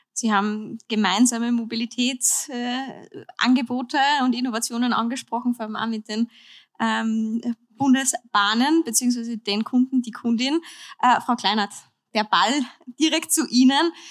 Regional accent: Upper Austria, Austria; moved away; in mein Heimatbundesland

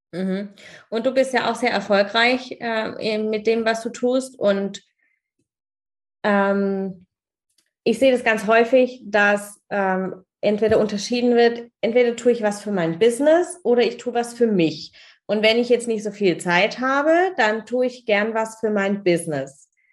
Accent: Germany; hier bei uns in Deutschland

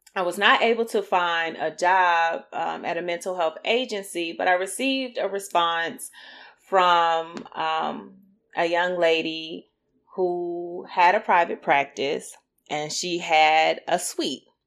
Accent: Greensboro, North Carolina, United States; moved away as an adult; also born or lived in Durham, North Carolina / Chapel Hill, North Carolina; now in Raleigh-Durham area, United States; I'm from Greensboro, North Carolina

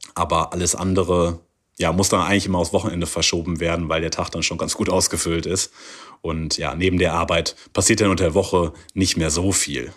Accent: Germany; moved away as an adult; now in Qingdao, China; bei uns in Deutschland

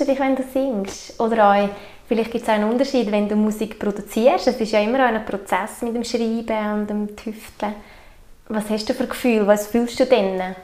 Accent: Obwalden, Switzerland; wir haben hier zu Obwalden in unserem kleinen Kanton einfach auch so eine, eine gute Energie wie gespeichert. Es ist halt einfach unsere Heimat

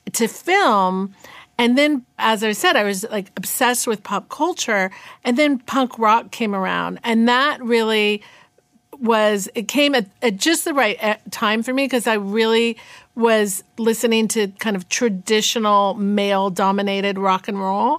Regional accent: Northern California, United States; also born or lived in New York; I was born in New York, but raised in Northern California

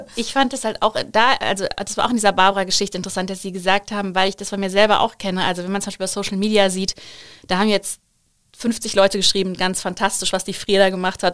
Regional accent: Bergisches Land, North Rhine-Westphalia, Germany; also born or lived in Bensberg; now in Cologne, Germany; Geboren in, geboren in Bensberg mhm. und äh, aufgewachsen in Heiligenau.

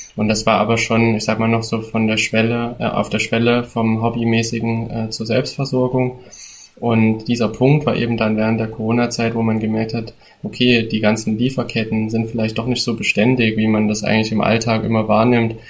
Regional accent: border area of Thuringia and Saxony, Central Eastern Germany, Germany; wir kommen ja aus, äh, aus dem Grenzgebiet von Thüringen und, äh, Sachsen. Das heißt, ähm, das ist eigentlich so Mittelostdeutschland.

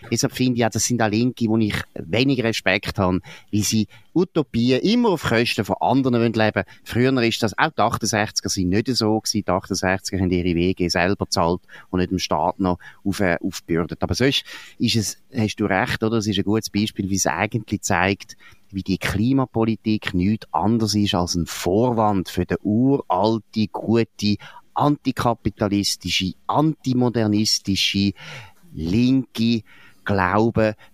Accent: Switzerland; wir Schweizer deswegen nicht so traurig und haben uns diskriminiert gefühlt, dass die Japaner uns das Heidi weggenommen haben.

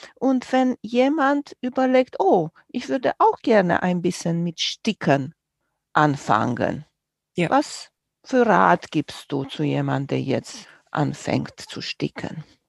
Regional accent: Romania; moved away; Ich bin groß geworden in Rumänien

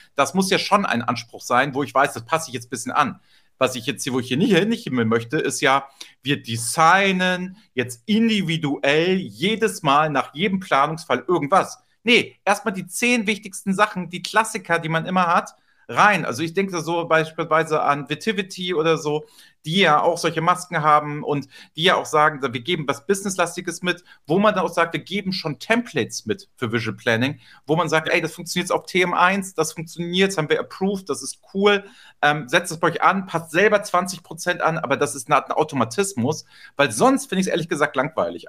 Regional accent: Hamburg, Germany; Hamburg, meine Heimatstadt

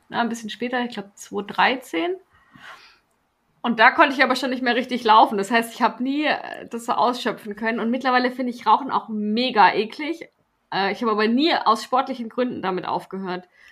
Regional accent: Stuttgart, Baden-Württemberg, Germany; als Stuttgarterin war ich ja damals auch auf dem Cannstatter Vasen und, und Bierzelt. Das, das nimmt man ja mit, wenn man dort aufwächst

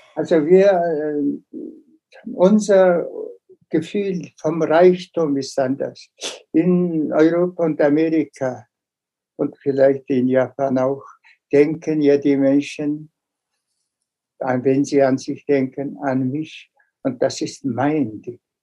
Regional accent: Mongolia

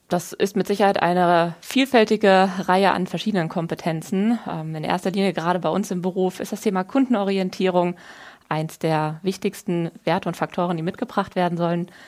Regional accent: Wiesbaden, Hesse, Germany; ich bin gebürtig in Wiesbaden aufgewachsen, wo ich heute auch wieder wohne.

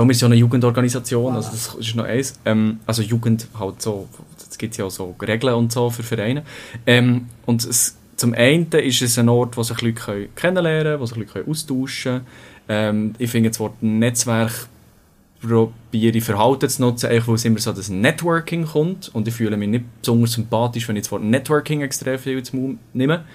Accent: Bern, Switzerland; also born or lived in Winterthur; ich bin 25, ich komme aus Bern

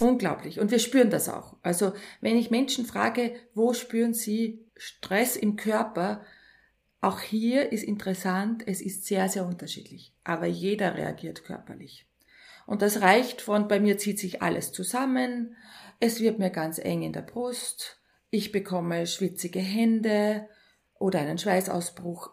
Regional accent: Linz, Upper Austria, Austria; also born or lived in near Schwanenstadt, Upper Austria; Geboren in Linz, die ersten zehn Jahre in Linz aufgewachsen und dann sehr ländlich in der Nähe von Schwanenstadt

